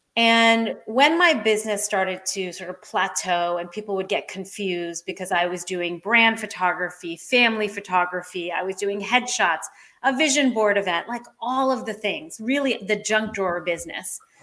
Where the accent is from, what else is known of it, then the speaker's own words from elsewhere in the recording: Maine, United States; here in my hometown of Maine